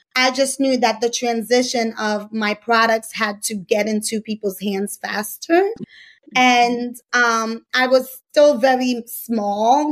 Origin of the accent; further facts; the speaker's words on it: New York, United States; I'm from New York